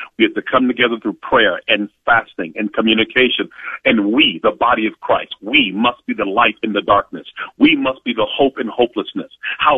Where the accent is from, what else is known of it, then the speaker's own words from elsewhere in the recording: Cleveland, Ohio, United States; I love my hometown. Cleveland